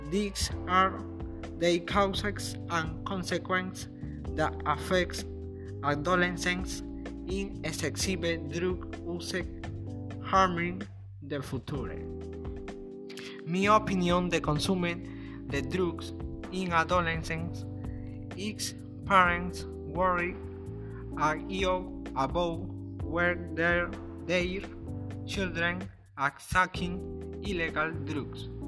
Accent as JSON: {"language": "English", "town": "Talara", "region": "Piura", "country": "Peru", "second_language": "English", "said": "I am 16 years old. I am from Talara. My family is from Sullana."}